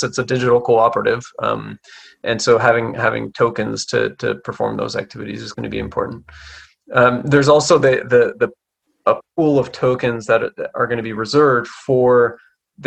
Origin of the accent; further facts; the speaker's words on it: Canada; I'm Canadian